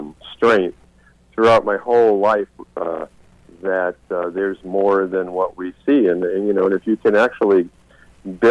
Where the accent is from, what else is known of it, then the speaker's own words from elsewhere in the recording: the Berkshires, Massachusetts, United States; I grew up in the Berkshires in Massachusetts